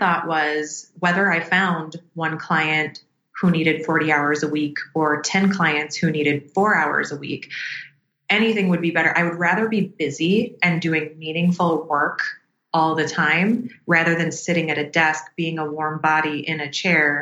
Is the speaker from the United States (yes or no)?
yes; Minneapolis, Minnesota, United States; where I was born and raised in Minneapolis, Minnesota